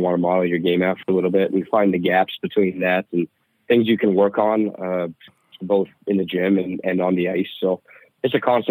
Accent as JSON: {"language": "English", "town": "Calgary", "region": "Alberta", "country": "Canada", "tie": "born or raised there", "moved": "yes", "lives_now": "St. Cloud, United States", "said": "growing up in Calgary, too, when Mark Giordano was"}